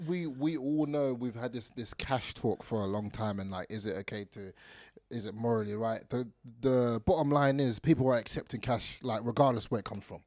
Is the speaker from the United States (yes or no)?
no; England, United Kingdom; growing up in England